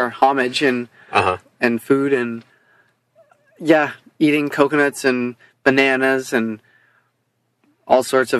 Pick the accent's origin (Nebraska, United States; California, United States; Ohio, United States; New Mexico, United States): Nebraska, United States; moved away as an adult; also born or lived in Colorado / Oregon; we grew up in Nebraska.